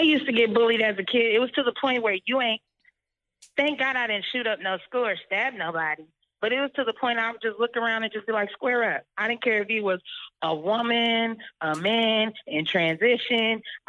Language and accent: English; Bay Area, California, United States; I'm from the Bay Area.